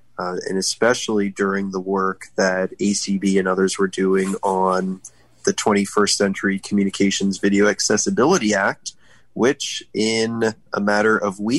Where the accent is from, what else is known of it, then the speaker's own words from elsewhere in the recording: Annapolis, Maryland, United States; moved away as an adult; now in Alexandria, United States; growing up in Annapolis, Maryland, about 30 minutes south of Baltimore